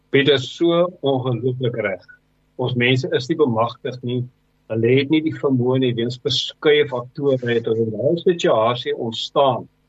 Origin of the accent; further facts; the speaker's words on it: South Africa; ons as Suid-Afrikaners